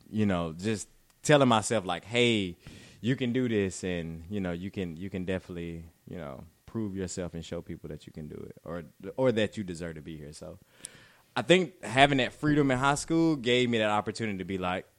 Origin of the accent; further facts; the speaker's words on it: Butler, Alabama, United States; moved away; I'm from Alabama, from Butler, Alabama. So a very small town.